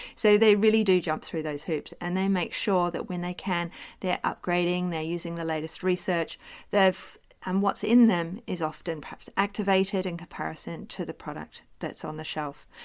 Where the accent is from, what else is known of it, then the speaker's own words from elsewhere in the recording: New Zealand; now in Australia; live in Australia, I am Australian now, as well as being a New Zealander.